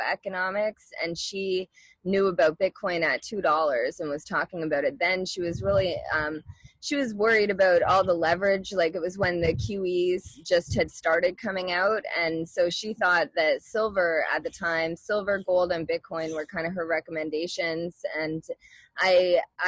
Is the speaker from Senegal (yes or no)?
no; Halifax, Nova Scotia, Canada; moved away as an adult; also born or lived in Ontario / Florida; I grew up in Halifax, Nova Scotia, Canada